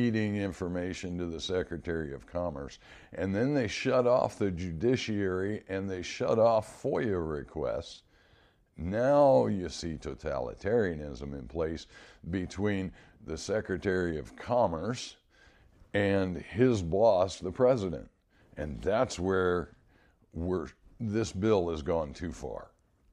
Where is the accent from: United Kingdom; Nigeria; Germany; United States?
United States; as an American citizen